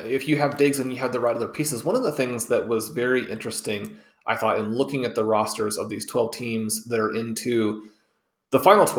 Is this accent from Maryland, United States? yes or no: no; Kansas City, Missouri, United States; born there; And listeners probably know that I was born in Kansas City, have been to tons of Chiefs games at Arrowhead Stadium.